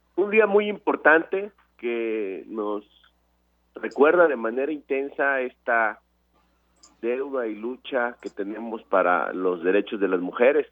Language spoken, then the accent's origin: Spanish; Veracruz, Mexico; En Veracruz, en mi estado